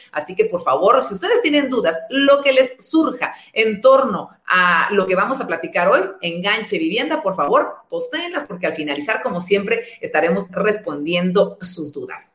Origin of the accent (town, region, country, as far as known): Guatemala